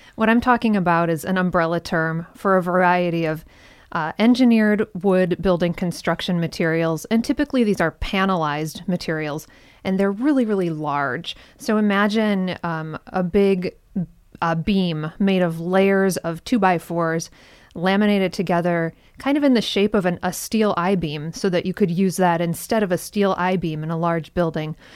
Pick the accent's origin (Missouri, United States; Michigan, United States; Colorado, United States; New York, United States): Michigan, United States; moved away as an adult; also born or lived in California; I grew up in Michigan. I spent the first twenty-four years of my life in Michigan, and then I moved away for twenty-three years